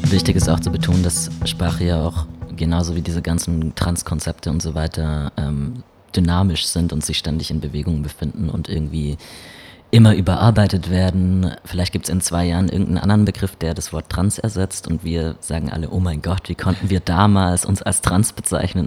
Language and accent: German; Baden-Württemberg, Germany; ich komme aus Baden-Württemberg